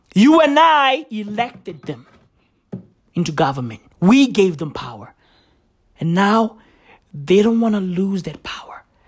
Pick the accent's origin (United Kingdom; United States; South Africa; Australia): South Africa; I'm South African.